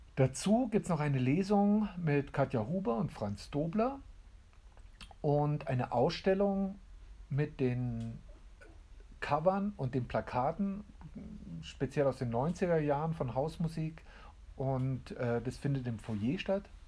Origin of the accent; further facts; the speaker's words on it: Landsberg am Lech, Bavaria, Germany; Ja, ich bin hier geboren, aber ich bin praktisch Flüchtlingskindkind. Äh, ich bin 62 geboren hier in Landsberg